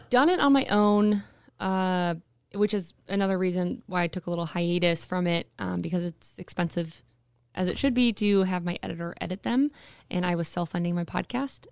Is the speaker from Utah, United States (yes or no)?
no; Anchorage, Alaska, United States; I was born and raised, uh, here in Anchorage, uh, actually right down the street from the studio. I was, was born and raised in Spinard